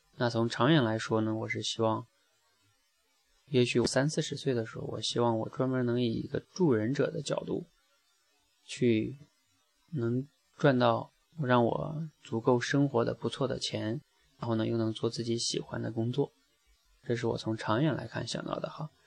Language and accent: Chinese; China; 我们中国人学英语一样